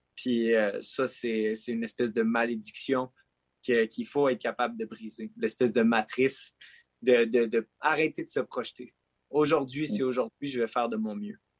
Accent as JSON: {"language": "French", "region": "Quebec", "country": "Canada", "said": "Je suis un Québécois, je suis un Canadien."}